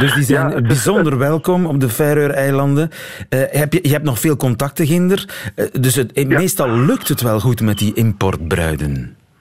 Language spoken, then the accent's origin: Dutch; Flemings, Flanders, Belgium